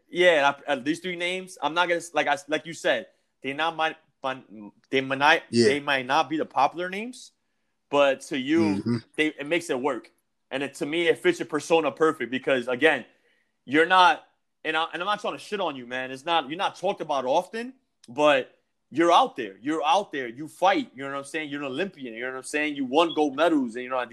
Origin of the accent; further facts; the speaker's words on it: New York, United States; I'm from New York. I'm based in New York